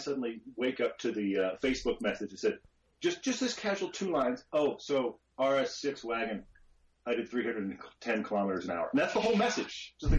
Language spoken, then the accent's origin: English; United States; two American guys with our American sensibility